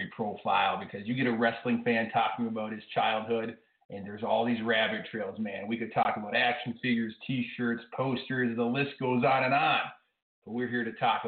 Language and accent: English; Minnesota, United States; I'm from Minnesota, way up north